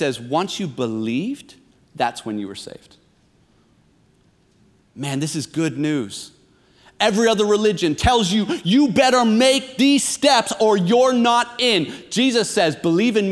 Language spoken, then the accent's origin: English; near Toronto, Ontario, Canada; I grew up near Toronto.